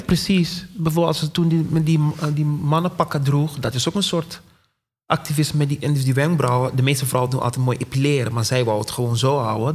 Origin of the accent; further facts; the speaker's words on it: Curaçao; ik kom uit Curaçao